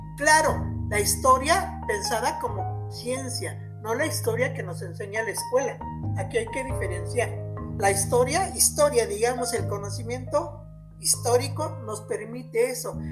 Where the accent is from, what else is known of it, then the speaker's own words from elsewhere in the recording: Mexico; soy mexicana porque nací en México